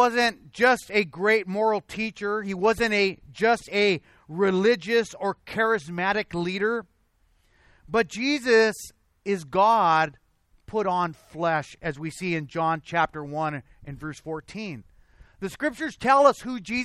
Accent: Azusa, California, United States; also born or lived in Covina; Sometimes I'll say, I'm from Covina. Because this is where I work. This is where I spend a lot of my time, even though I'm raised in Azusa

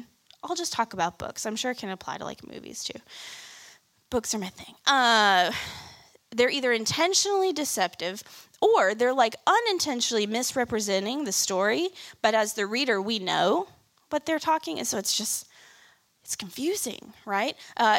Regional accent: Kansas City, Missouri, United States; moved away as an adult; I moved here in college from Kansas City. And I didn't grow up in the South, but I thought I was fairly familiar with it because my grandparents lived here

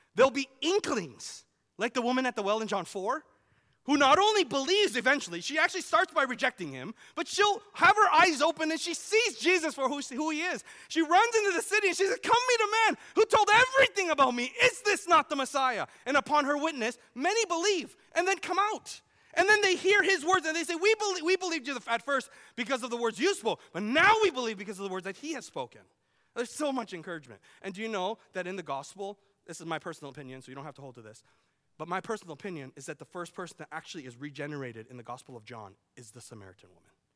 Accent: Vancouver, British Columbia, Canada; now in Iowa, United States; I grew up in Vancouver.

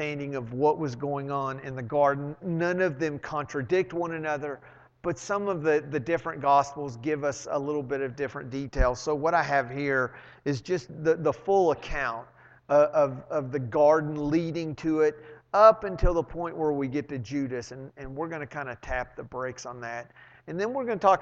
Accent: Arlington, Texas, United States; I grew up in Arlington

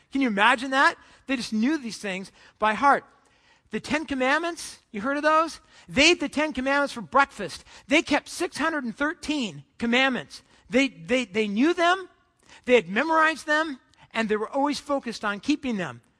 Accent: Southern California, United States; I grew up in Southern California, just about you know 20 minutes from uh, the beach

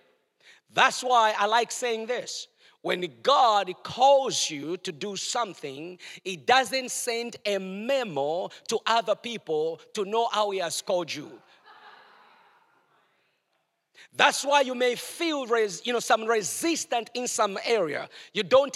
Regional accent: Chingola, Copperbelt Province, Zambia; moved away; in a place where I was born in Chingola, Zambia, where I was born

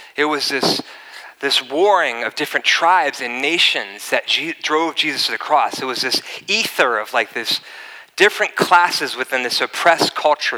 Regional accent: East Coast, United States; also born or lived in La Costa, Carlsbad, California; now in Carlsbad, United States; I grew up in the East Coast.

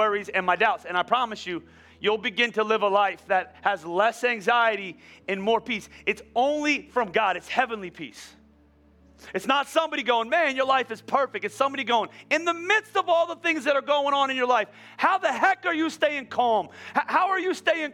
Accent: Boyertown, Pennsylvania, United States; I'm from Boyertown

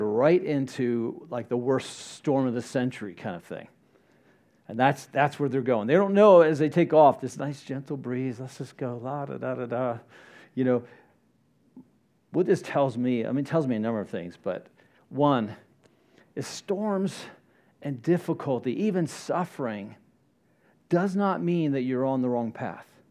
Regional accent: Florida, United States; I grew up in Florida

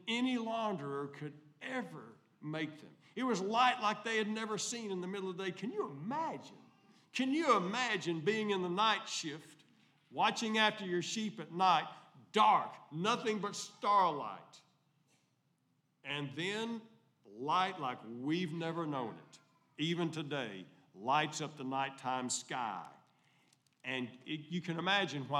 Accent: El Dorado, Arkansas, United States; I grew up in Country Club Terrace, El Dorado, Arkansas

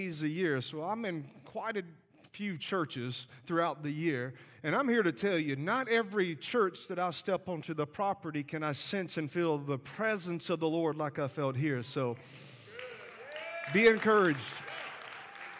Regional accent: Alabama, United States; accent: Southern; You could tell by my accent, I am from the South. I am from Alabama

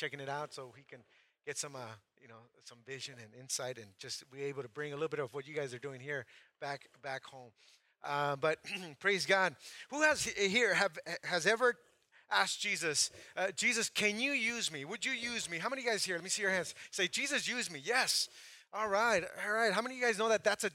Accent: Santa Maria, California, United States; moved away as an adult; also born or lived in Mexico; now in Playa del Carmen, Mexico; I grew up in Santa Maria, California

